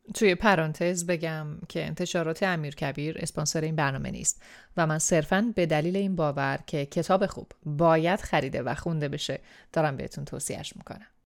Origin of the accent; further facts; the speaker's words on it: Iran; first language Persian; moved away as an adult; چند سالی هست که به دور از خاکی که درش به دنیا اومدم زندگی می‌کنم